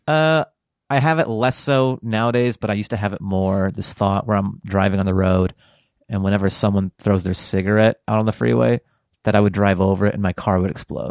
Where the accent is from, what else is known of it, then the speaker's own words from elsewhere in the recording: Seattle, Washington, United States; I grew up in the Pacific Northwest